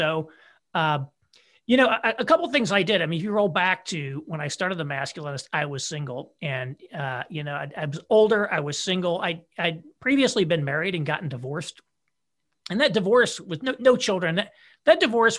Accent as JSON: {"language": "English", "region": "Indiana", "country": "United States", "said": "So my wife and I are both from Indiana originally."}